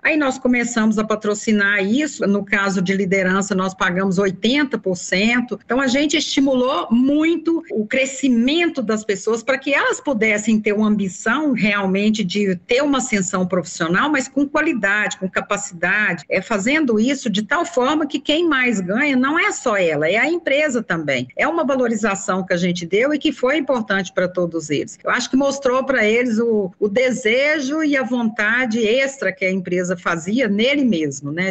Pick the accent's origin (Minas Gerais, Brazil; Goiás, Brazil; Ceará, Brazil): Goiás, Brazil; Anápolis; moved away as an adult; now in Brasília, Brazil; mudei para cá porque eu sou de Anápolis, muito próximo daqui, em 1980